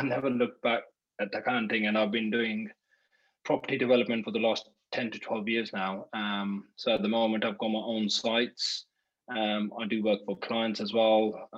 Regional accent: London, United Kingdom; also born or lived in India; So I grew up in London after when I came from India.

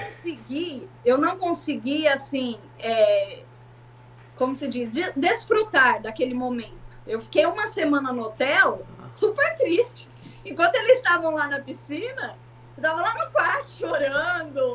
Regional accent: Guarulhos, São Paulo, Brazil; moved away as an adult; also born or lived in Ribeirão Preto, Brazil; now in Philadelphia, United States; Eu morava em Guarulhos, São Paulo, e meu esposo também. Eu nasci em Ribeirão Preto, interior de São Paulo

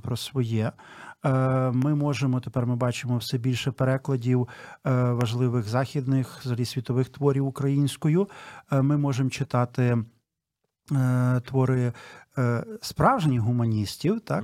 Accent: Ternopil, Ternopil Oblast, Ukraine; я сам з Тернополя

